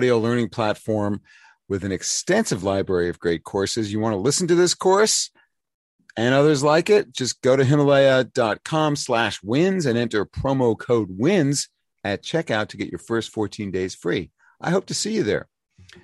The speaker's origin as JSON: {"language": "English", "town": "New York City", "region": "New York", "country": "United States", "tie": "born or raised there", "said": "New School in New York City, my hometown"}